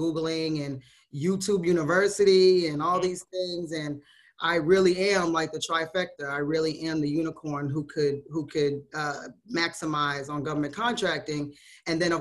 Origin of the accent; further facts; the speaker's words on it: Brockton, Massachusetts, United States; moved away as an adult; now in Atlanta, United States; I've been in Atlanta for about 15 years. I'm originally from Massachusetts.